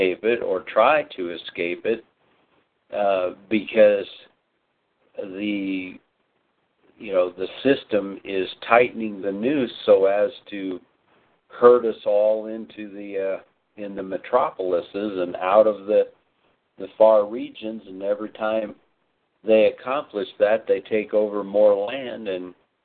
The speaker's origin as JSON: {"language": "English", "country": "United States", "said": "as Americans"}